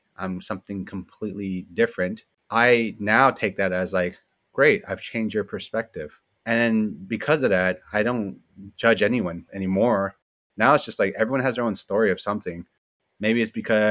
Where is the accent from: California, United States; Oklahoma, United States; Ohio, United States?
California, United States; San Francisco; I grew up in the Richmond district in San Francisco.